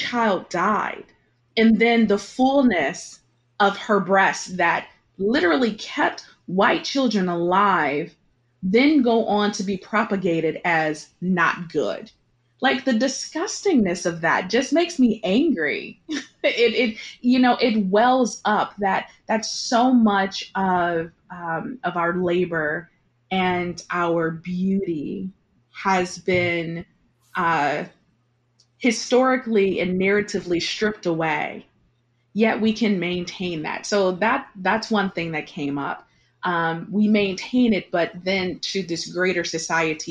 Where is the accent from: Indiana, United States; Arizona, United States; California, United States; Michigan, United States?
Michigan, United States; Detroit; I grew up in Detroit, 98% Detroit, where I'm surrounded by Black people